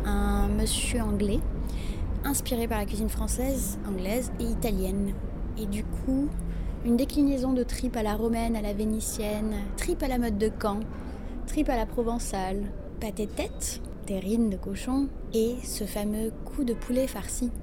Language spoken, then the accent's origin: French; Morocco; Chez nous, au Maroc